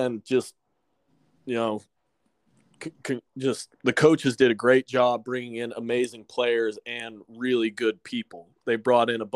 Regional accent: Austin, Texas, United States; Born and raised in Austin, Texas

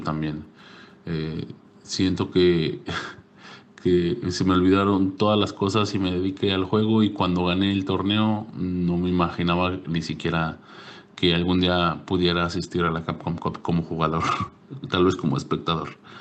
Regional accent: Mexico; haber calificado como representante mexicano

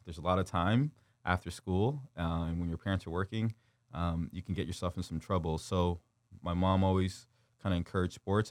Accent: Windsor, Ontario, Canada; also born or lived in Kigali, Rwanda / North Carolina / Detroit; we moved to Windsor, Ontario, and then when I was six years old, and, uh, I've kind of resided and grew up in Windsor

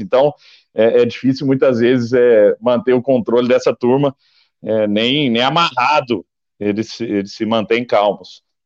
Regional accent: Araguari, Minas Gerais, Brazil; Araguari, Herigueri, que é a minha terra

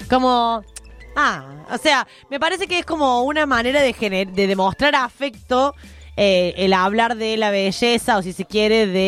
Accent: Córdoba, Argentina; somos de Córdoba, Somos de Córdoba.

